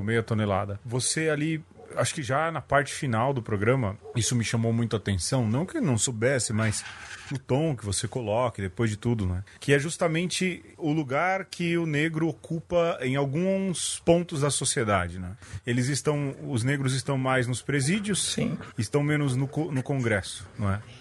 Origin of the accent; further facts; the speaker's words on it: São Paulo, Brazil; eu nasci no Jardim Brasil